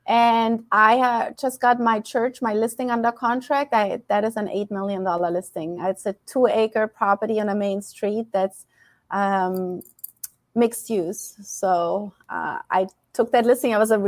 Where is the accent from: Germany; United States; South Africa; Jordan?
Germany; moved away as an adult; I'm originally from Germany. And I came to this beautiful country as a nanny, as an au pair. And that was 15 years ago in June, and I'm still here.